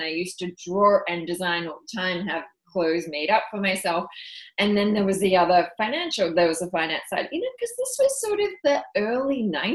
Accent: Australia; moved away as an adult; also born or lived in London; I'm also Australian, and we feel like we have this rite of passage that we're supposed to travel the world

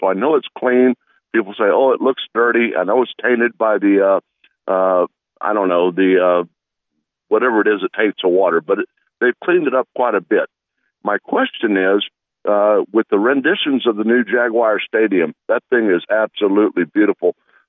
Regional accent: Jacksonville, Florida, United States; I was born here in Jacksonville and everything in the 50s.

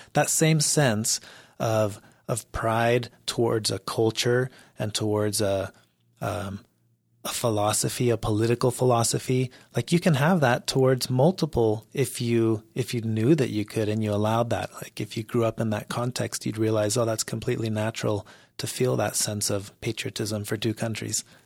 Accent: Mexico; now in United States; I grew up in Mexico

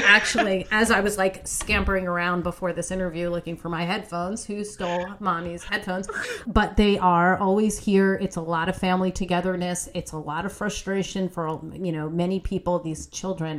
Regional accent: West Orange, New Jersey, United States; West Orange, New Jersey, my hometown

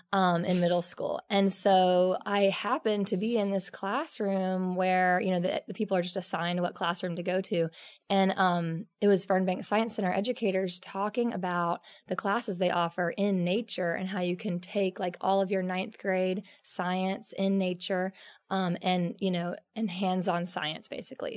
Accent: Edmond, Oklahoma, United States; I was born in Oklahoma. Um, it's actually on Route 66, um, Edmond, Oklahoma. It's north of um, Oklahoma City by about 10 minutes, actually. So, it's suburbia but um, I just grew up basically in the wilds of the creeks

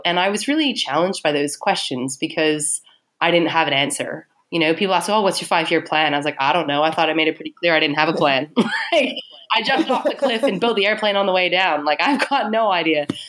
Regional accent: Canada; moved away as an adult; now in Melbourne, Australia; I'm Canadian

